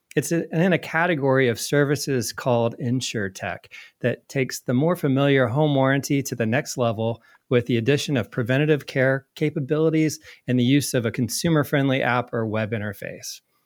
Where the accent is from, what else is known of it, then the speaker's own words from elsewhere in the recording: Indiana, United States; moved away as an adult; also born or lived in New York; moved to, back to my home state of Indiana